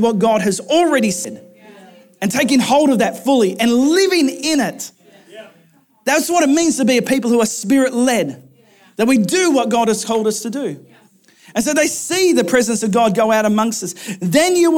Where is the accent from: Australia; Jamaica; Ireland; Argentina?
Australia; moved away as an adult; my hometown. I did a flying trip, thankful for Optus, that took me over to the other side of Australia